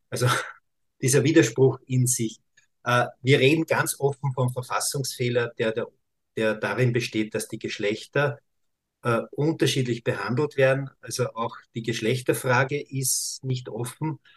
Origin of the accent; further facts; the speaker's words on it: Austria; bei uns in Österreich gibt es ja auch Stimmen